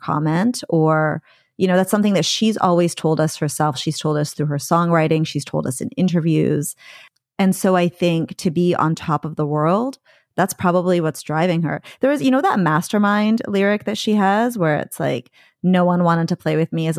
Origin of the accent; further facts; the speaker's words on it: Coquitlam, British Columbia, Canada; moved away as an adult; now in Vancouver, Canada; I'm a Vancouver transplant because I moved here from the suburbs, Coquitlam.